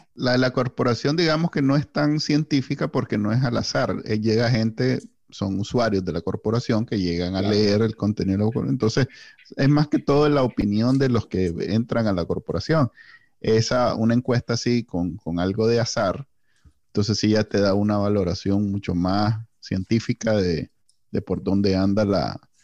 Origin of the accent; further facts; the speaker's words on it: Nicaragua; somos NICA